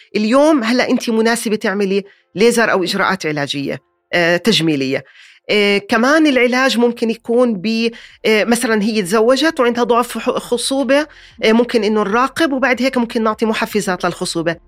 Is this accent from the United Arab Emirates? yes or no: no; Jordan; عندنا بالأردن